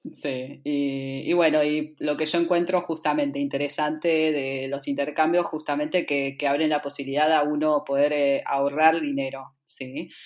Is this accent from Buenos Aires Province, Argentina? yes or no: yes; San Fernando, Buenos Aires Province, Argentina; moved away as an adult; also born or lived in Bariloche; nací en Buenos Aires, en la zona norte, en San Fernando